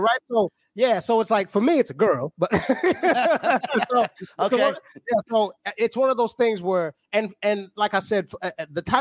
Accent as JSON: {"language": "English", "country": "South Africa", "moved": "yes", "lives_now": "Oklahoma, United States", "said": "Zulu is my tribe. I'm from South Africa originally"}